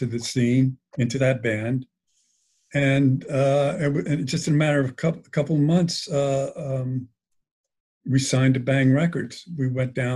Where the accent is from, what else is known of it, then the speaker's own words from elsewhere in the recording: Highland, New York, United States; I grew up in Ulster County, which is where Woodstock is, in Highland.